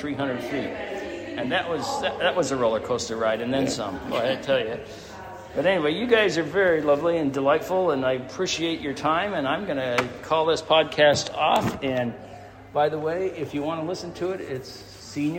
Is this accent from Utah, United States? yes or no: yes; Utah, United States; I'm from Utah.